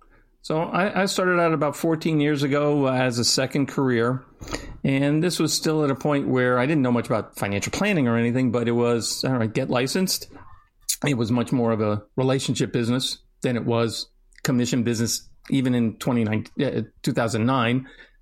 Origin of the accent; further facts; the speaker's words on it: Florida, United States; Alex and I have discussed some common heritage, shared background, both growing up in Florida and then ending up at school in Washington, D.C.